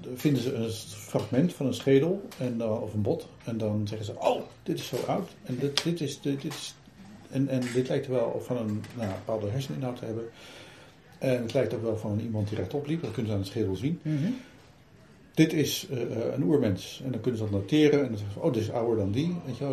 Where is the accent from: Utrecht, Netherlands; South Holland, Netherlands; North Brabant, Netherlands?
Utrecht, Netherlands; ik kom uit Utrecht.